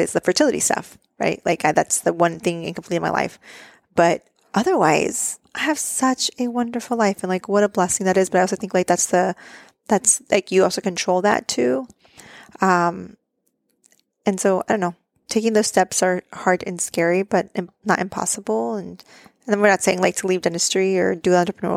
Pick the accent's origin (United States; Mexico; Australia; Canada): Mexico; moved away; my hometown in Mexico